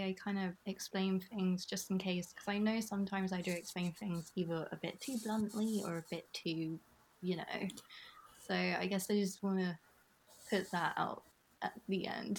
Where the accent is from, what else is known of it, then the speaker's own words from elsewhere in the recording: United Kingdom; accent: British; my British accent